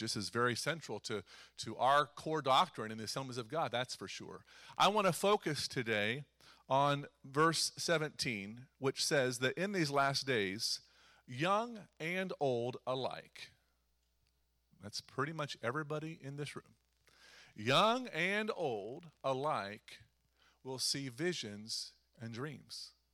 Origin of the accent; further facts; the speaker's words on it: Eastern Ohio, United States; I'm from Eastern Ohio